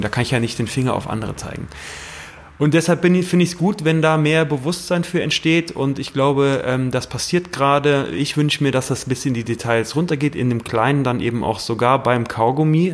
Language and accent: German; Germany; ich komme aus der Eifel, ähm, äh, wunderschöne Gegend, äh, sehr stark bewaldete Gegend